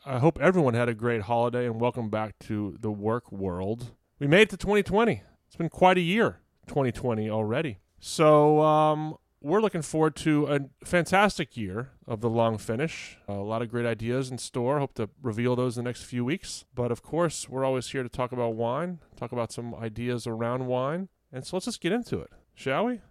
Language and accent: English; Fredericksburg, Virginia, United States; moved away; my hometown of Fredericksburg, V